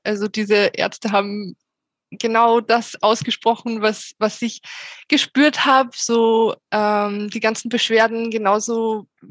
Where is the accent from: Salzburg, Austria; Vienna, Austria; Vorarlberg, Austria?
Salzburg, Austria; aus Salzburg